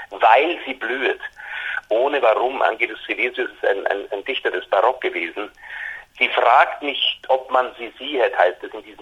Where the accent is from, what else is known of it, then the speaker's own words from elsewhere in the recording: Bavaria, Germany; weil ich meine, als Bayer äh, äh, bin ich natürlich dem, dem guten Ludwig schon sehr zugewandt.